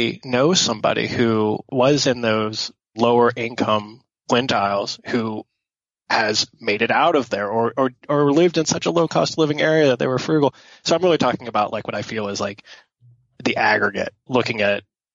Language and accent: English; Pittsburgh, Pennsylvania, United States; I grew up in Pittsburgh